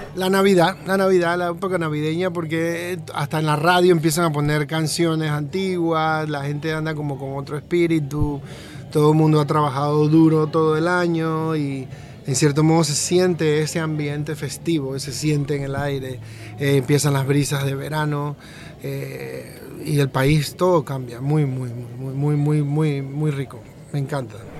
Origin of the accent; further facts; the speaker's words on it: Colón, Panama; also born or lived in Panama City; yo soy de Colón, en realidad, y bueno, nací en Panamá porque eh, mi madre vino a darme a luz acá a Panamá, pero me crié en Colón casi siempre